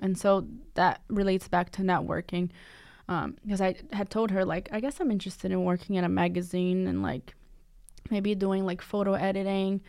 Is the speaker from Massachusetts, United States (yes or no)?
yes; Cambridge, Massachusetts, United States; I grew up in Cambridge, uh, Massachusetts